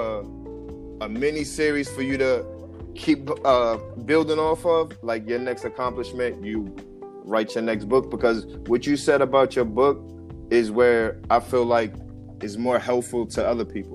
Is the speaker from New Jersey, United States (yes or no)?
yes; New Jersey, United States; I am from New Jersey